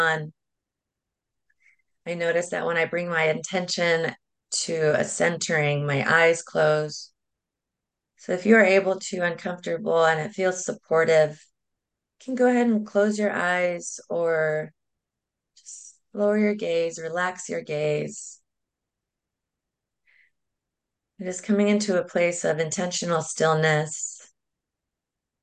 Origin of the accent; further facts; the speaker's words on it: San Diego, California, United States; I am originally from San Diego